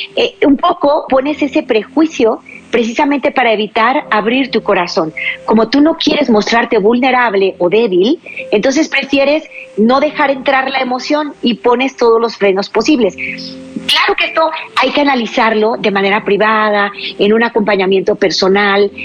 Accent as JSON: {"language": "Spanish", "country": "Mexico", "said": "aquí en mi país, México"}